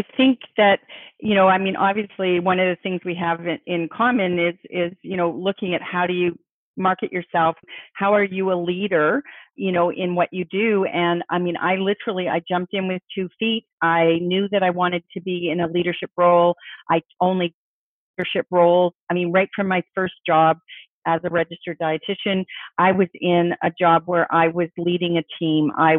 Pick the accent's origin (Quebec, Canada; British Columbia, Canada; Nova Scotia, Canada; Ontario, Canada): Nova Scotia, Canada; Halifax; also born or lived in England; Halifax in Nova Scotia on the East Coast, which is another major naval city. And so I did a lot of my growing up on the East Coast.